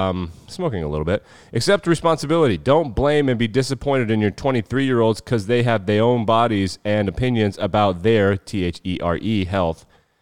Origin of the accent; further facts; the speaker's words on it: Wyoming, United States; I'm born and raised in Wyoming.